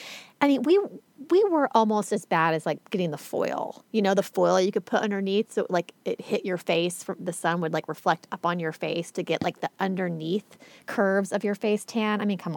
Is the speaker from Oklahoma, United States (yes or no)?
yes; Oklahoma, United States; born or raised there